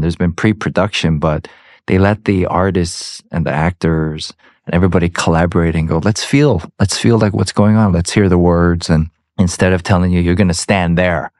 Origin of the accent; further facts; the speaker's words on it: Georgia, United States; I'm from Georgia